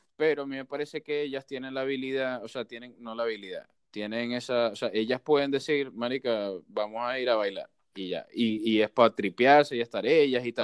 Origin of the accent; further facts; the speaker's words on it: Maracaibo, Zulia, Venezuela; yo soy súper maracucho y me encanta, o sea, porque es parte de mi cultura y de lo que soy